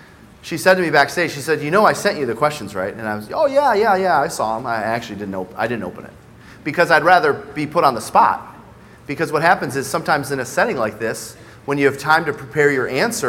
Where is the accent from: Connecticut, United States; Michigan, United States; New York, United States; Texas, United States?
Michigan, United States; also born or lived in Westland, Michigan / Livonia, Michigan / Belleville, Michigan / Novi, Michigan; I started in a town called Westland, Michigan. Then I went to elementary school in Livonia, Michigan. I went to middle school in a town called Belleville, Michigan, and graduated from Novi High School.